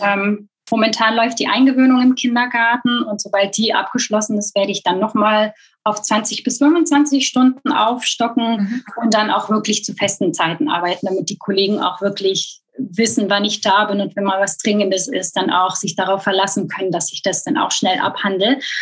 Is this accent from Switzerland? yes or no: no; Belgium; moved away as an adult; also born or lived in Hamburg area, Germany; now in Germany; ich geboren und aufgewachsen bin in Belgien